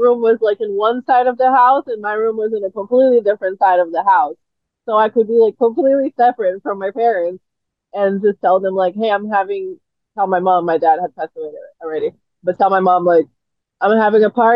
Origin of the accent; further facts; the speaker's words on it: Brazil; moved away; I actually spoke more English than Portuguese, even though I lived in Brazil, because I went to the American school